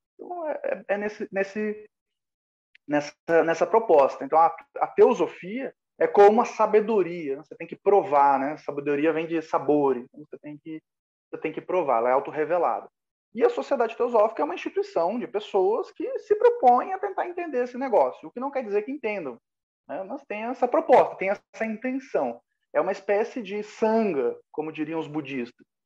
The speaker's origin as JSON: {"language": "Portuguese", "town": "Caxias do Sul", "region": "Rio Grande do Sul", "country": "Brazil", "tie": "born or raised there", "also_born_or_lived": "Florianópolis", "moved": "as an adult", "said": "eu residia em Caxias do Sul, minha cidade natal, Serra Gaúcha"}